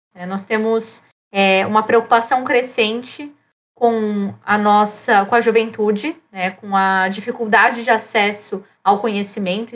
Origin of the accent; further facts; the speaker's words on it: São Paulo, Brazil; now in Rio Grande do Sul, Brazil; E eu estou aqui no Rio Grande do Sul, sou paulistana desde 2012.